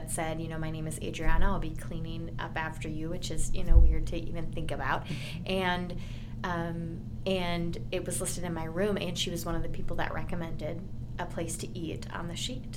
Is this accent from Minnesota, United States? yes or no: yes; Owatonna, Minnesota, United States; now in Nebraska, United States; my hometown, I'm from Minnesota originally